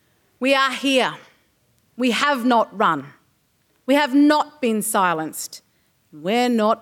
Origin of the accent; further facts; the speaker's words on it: Australia; I am an Australian Conservative.